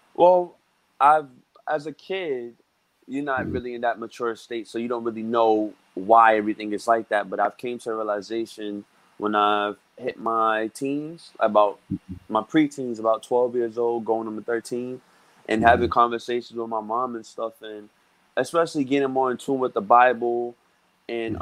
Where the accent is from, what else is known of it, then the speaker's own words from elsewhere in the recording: New York City, New York, United States; I grew up in Brooklyn, New York. I've been living mm-hmm. here my whole life.